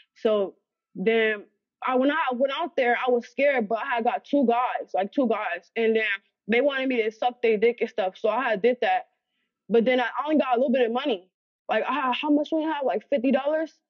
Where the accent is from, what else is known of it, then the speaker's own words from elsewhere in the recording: Los Angeles, California, United States; also born or lived in Alabama; I grew up in Los Angeles, California